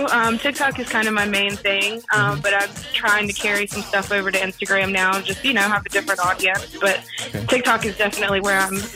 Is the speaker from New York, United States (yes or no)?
no; southern Outer Banks, North Carolina, United States; moved away as an adult; now in New Orleans, United States; I am not from New Orleans. I am actually from North Carolina, like the southern Outer Banks area.